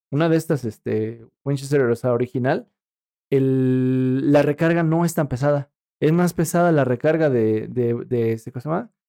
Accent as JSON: {"language": "Spanish", "town": "Valle de Bravo", "region": "State of Mexico", "country": "Mexico", "said": "una vez en mi pueblo, ahí en Valle de Bravo, eh, junto al lago"}